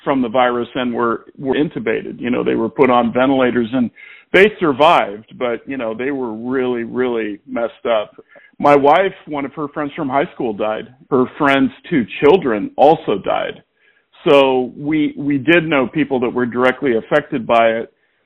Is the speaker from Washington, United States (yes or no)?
yes; Olympia, Washington, United States; I grew up in Olympia, but kind of south and, you know, not really in the city, like out in the country.